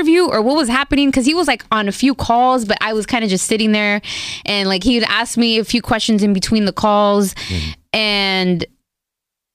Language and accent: English; Los Angeles, California, United States; also born or lived in Pomona; I'm from the San Fernando Valley.